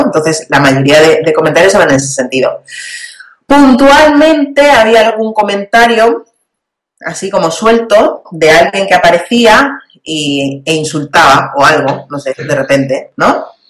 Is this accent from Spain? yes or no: yes; Spain; yo soy española